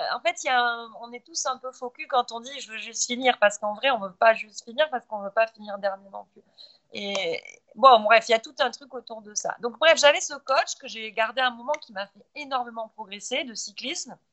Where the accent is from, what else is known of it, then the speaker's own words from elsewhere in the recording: Montpellier, Occitania, France; moved away as an adult; now in Qatar; je suis française de Montpellier, donc méditerranéenne